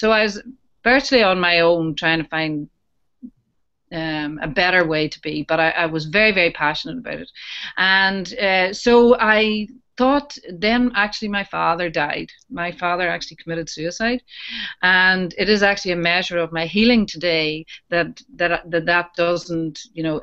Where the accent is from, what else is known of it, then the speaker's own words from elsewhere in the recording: Newcastle, Northern Ireland, United Kingdom; I'm from Newcastle in County Down in Northern Ireland